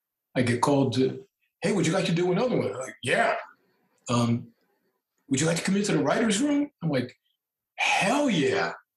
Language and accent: English; Brooklyn, New York, United States; You know, you guys know that I'm hardcore Roman Catholic. I'm an Irish Italian kid from Brooklyn.